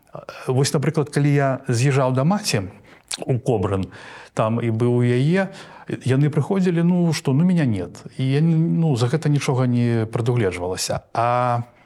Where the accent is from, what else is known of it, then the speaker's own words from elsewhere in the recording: Belarus; у нас у беларусі